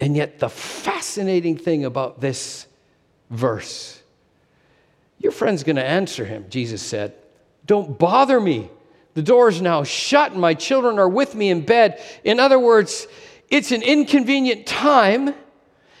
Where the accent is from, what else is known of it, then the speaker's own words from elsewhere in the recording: Canada; moved away as an adult; also born or lived in Asia / Alberta; Sherry and I had moved back to Canada, not living in my hometown